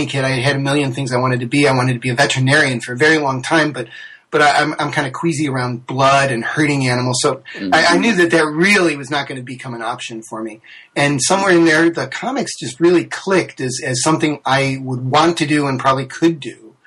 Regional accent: New York, United States; I grew up in New York State.

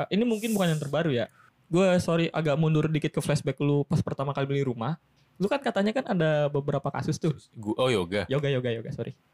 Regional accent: Java, Indonesia; kalau uh, rumah baru biasa lah kan sebagai orang Jawa tuh kayak ada tatanan atau istilah atau bahasanya apa ya?

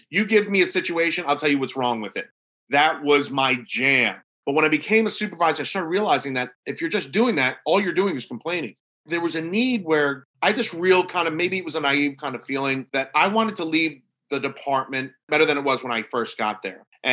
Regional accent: New York, United States; now in Norfolk, Virginia, United States; I'm from New York, even though I work down in Virginia

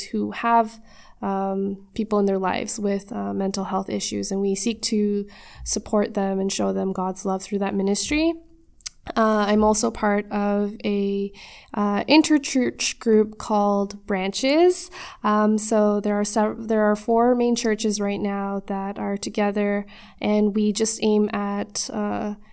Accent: Mississauga, Ontario, Canada; I was born here in Canada, in the lovely city of Mississauga

